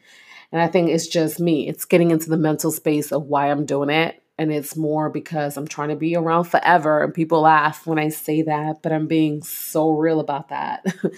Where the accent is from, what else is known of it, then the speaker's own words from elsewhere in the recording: Brooklyn, New York, United States; I'm this kid from East New York, Brooklyn, who grew up, was raised in the projects, born and raised in the projects.